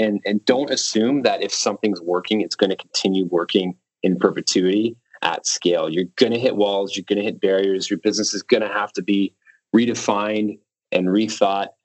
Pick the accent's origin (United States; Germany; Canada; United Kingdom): Canada; being Canadian